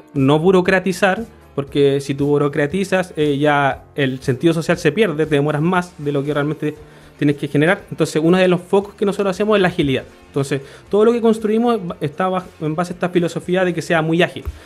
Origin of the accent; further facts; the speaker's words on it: Concepción, Biobío, Chile; yo soy de Concepción, nacido también en Concepción toda mi vida